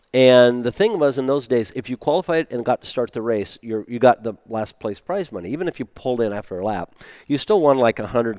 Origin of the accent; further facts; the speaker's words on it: Germany; born there; I was American, even though I had a German, Italian sounding name